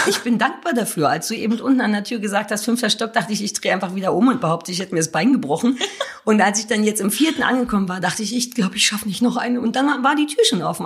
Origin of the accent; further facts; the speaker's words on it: Berlin, Germany; ich bin auch wirklich in Berlin Mitte groß geworden.